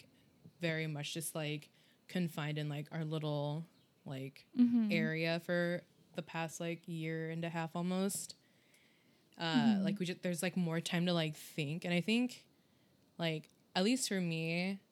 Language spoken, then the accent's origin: English; United States; as a Filipino-American